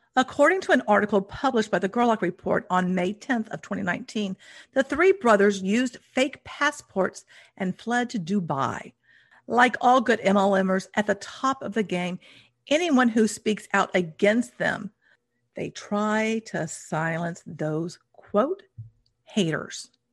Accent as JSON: {"language": "English", "country": "United States", "said": "since I'm American"}